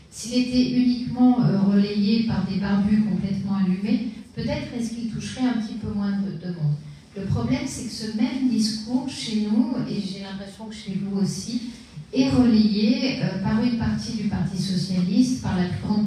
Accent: France; chez nous en France

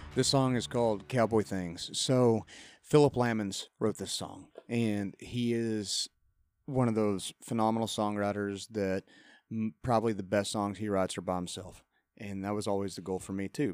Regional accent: Lubbock, Texas, United States; moved away as an adult; also born or lived in College Station, Texas; now in Nashville, United States; I grew up in Lubbock, but went to school at Texas A&M.

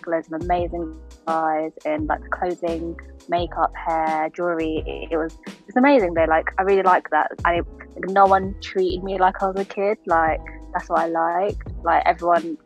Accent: Hertfordshire, East of England, United Kingdom; I'm from Hertfordshire

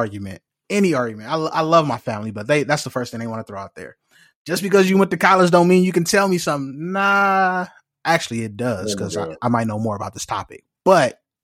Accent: Los Angeles, California, United States; from South Central LA Compton

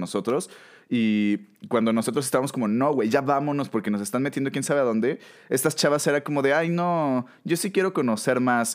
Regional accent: Mexico

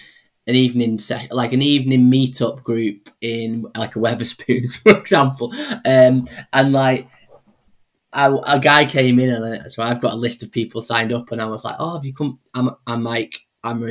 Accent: Stockport, North West England, United Kingdom; moved away as an adult; also born or lived in London; now in Salford, United Kingdom; I'm originally from Stockport

